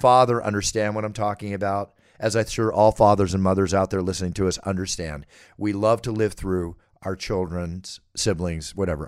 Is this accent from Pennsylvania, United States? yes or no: yes; Philadelphia, Pennsylvania, United States; I'm a Philadelphia Eagle fan. You know that's my hometown